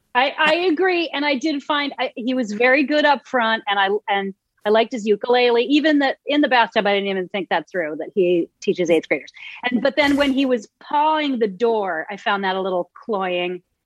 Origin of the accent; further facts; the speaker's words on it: Concord, Massachusetts, United States; I grew up outside of Boston in Concord, Massachusetts